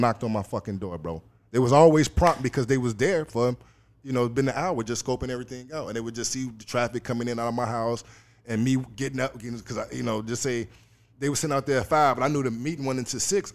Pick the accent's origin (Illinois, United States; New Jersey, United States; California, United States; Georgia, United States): Illinois, United States; Chicago; moved away as an adult; now in Los Angeles, United States; I'm originally from Chicago, Illinois. Um, you know, grew up there my whole life